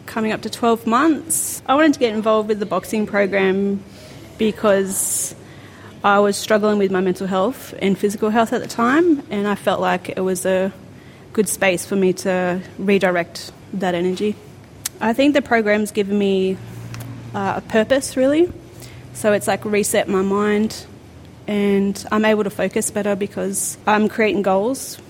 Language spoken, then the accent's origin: English; South Coast, New South Wales, Australia; I was born and bred on the South Coast.